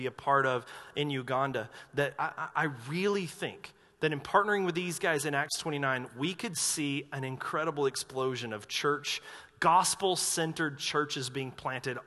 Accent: North Carolina, United States; I'm from North Carolina

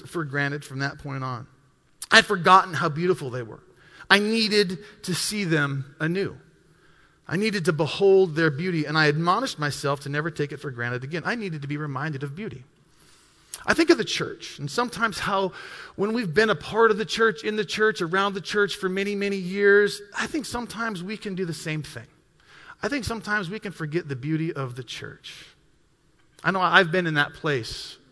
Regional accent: Bitterroot Valley, western Montana, United States; moved away as an adult; also born or lived in Waupaca, Wisconsin / Milwaukee, Wisconsin; I grew up in the western part of Montana, right on the Montana-Idaho border in the Bitterroot Valley, south of Missoula, Montana

